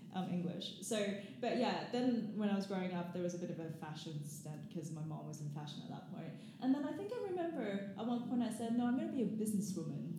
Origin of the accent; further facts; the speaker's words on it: Gold Coast, Queensland, Australia; moved away as an adult; also born or lived in Hong Kong / Cambridge, United Kingdom; now in London, United Kingdom; I moved to Australia very, very young. And so, I pretty much grew up there mm-hmm. um, on the Gold Coast